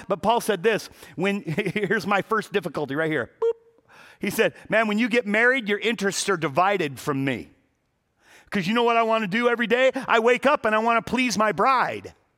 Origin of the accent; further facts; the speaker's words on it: Los Angeles, California, United States; I was born and raised in Pacoima